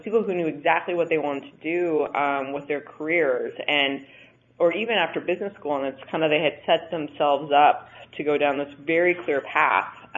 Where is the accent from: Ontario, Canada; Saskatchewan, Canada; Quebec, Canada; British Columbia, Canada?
Saskatchewan, Canada; moved away as an adult; also born or lived in Montreal; I grew up in Canada in a province called Saskatchewan